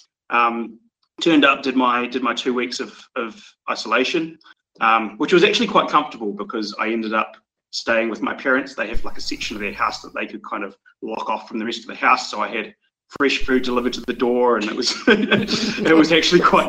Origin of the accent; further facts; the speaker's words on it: Dunedin, Otago, New Zealand; moved away as an adult; now in Tanzania; growing up in New Zealand, where I lived in Dunedin. I was right beside the coast my whole life.